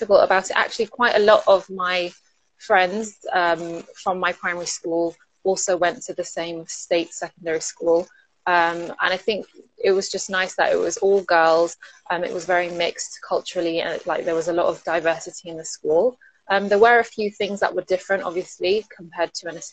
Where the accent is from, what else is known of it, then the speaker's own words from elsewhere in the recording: London, United Kingdom; also born or lived in Manchester; I grew up in London. Actually, I was born in Manchester and lived there for 3 years and then moved to London when I was three.